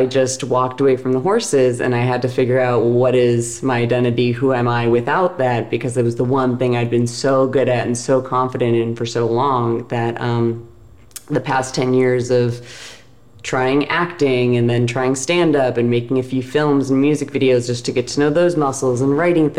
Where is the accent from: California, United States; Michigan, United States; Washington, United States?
Washington, United States; Seattle; moved away as an adult; also born or lived in Baltimore / New York / Los Angeles; I am from Seattle, and I went to school in Baltimore.